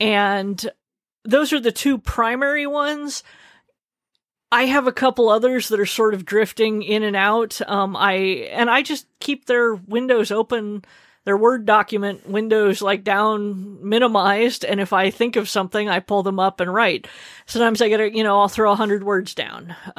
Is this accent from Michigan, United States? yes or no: no; Arizona, United States; I take very quick showers. I grew up in Arizona.